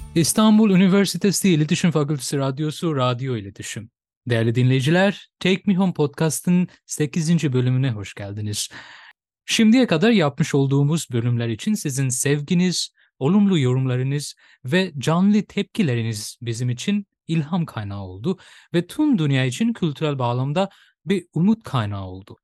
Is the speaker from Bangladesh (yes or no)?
yes; Bangladesh; Turkish is a second language; now in Turkey